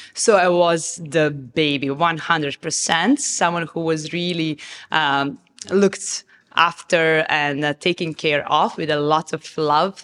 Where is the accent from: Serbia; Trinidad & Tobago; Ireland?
Serbia; Novi Sad, Vojvodina; moved away as an adult; now in Dubai, United Arab Emirates; I come from Serbia. I grew up in Serbia